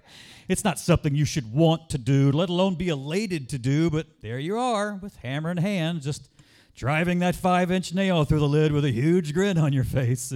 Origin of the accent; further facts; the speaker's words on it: Ocean Springs, Mississippi, United States; my hometown of Ocean Springs, Mississippi